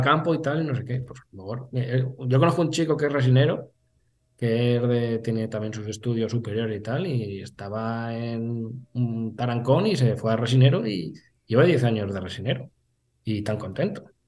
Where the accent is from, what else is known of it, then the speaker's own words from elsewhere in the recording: San Benito, Castilla-La Mancha, Spain; also born or lived in Lleida; también pasan por mi pueblo, en la pedanía de San Benito